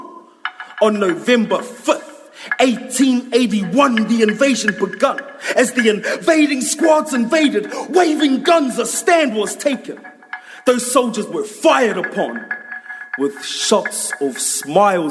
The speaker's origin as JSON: {"language": "English", "town": "Tauranga", "region": "Bay of Plenty", "country": "New Zealand", "said": "I'm from Tauranga Moana"}